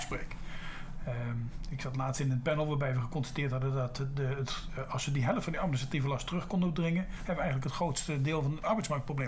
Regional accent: Netherlands; als Nederlanders zijn we

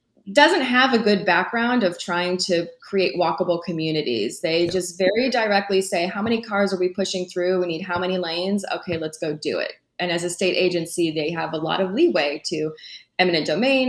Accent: San Antonio, Texas, United States; also born or lived in Denton, Texas; I grew up in San Antonio

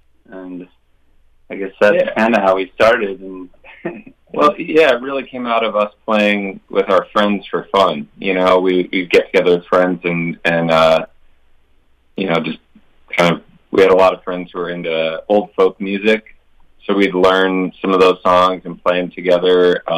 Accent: Minneapolis, Minnesota, United States; We're from Minneapolis since we were little kids. We're actually from the city proper, the zip code.

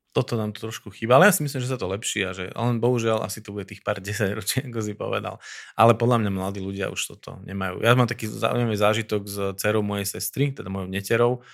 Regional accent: Slovakia; že tu sme Slováci

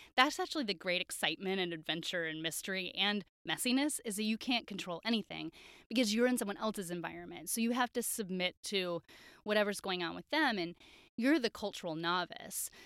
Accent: Wisconsin, United States; growing up in Wisconsin

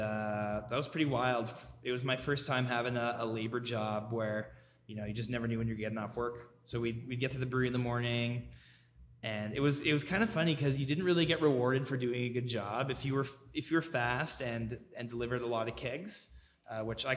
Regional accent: Victoria, British Columbia, Canada; now in Calgary, Canada; I grew up in Victoria, BC

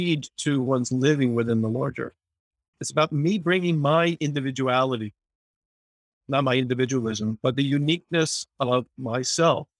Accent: northern New Jersey, United States; I grew up in the Presbyterian church. My mother taught Sunday school for 40 years. I was in church every Sunday morning, very active in my home congregation in northern New Jersey, just outside of New York City

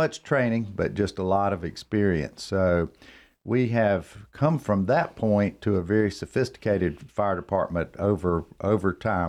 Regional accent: Cornelius, North Carolina, United States; Another local. There's not many of us.

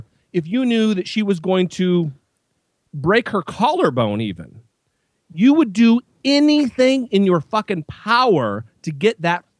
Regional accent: Idaho, United States; That's my home state, baby.

